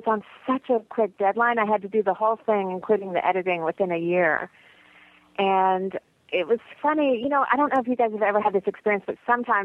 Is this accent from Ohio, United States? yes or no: no; Lexington, Kentucky, United States; moved away as an adult; also born or lived in San Francisco Bay Area, California; I grew up here in Lexington